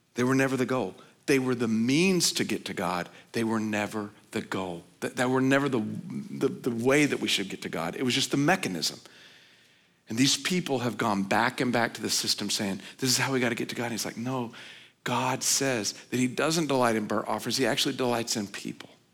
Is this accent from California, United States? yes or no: no; Oklahoma, United States; I grew up in Oklahoma